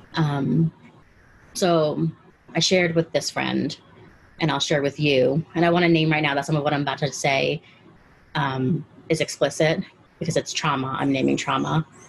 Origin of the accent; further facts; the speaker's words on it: Caracas, Capital District, Venezuela; now in Washington D.C., United States; I'm from Caracas, Venezuela.